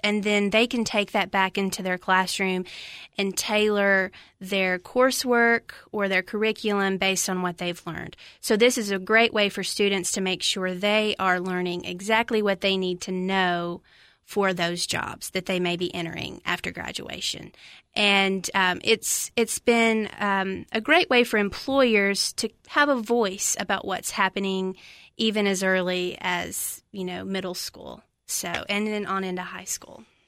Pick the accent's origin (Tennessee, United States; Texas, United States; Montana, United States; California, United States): Tennessee, United States; Lafayette; moved away as an adult; now in Cookeville, United States; from Macon County, Tennessee, little town Lafayette, about an hour northwest of here